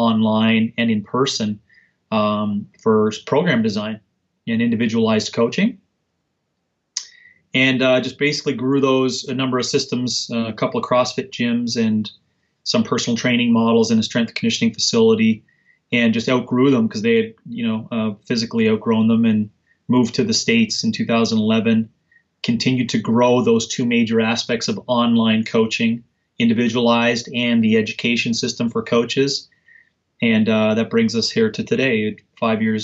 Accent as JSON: {"language": "English", "country": "Canada", "tie": "born or raised there", "said": "I was born and raised in Canada."}